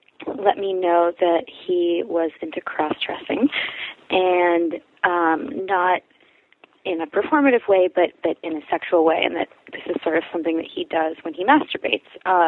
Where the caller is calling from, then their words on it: New York, United States; I am a 27-year-old bisexual female. I'm calling from New York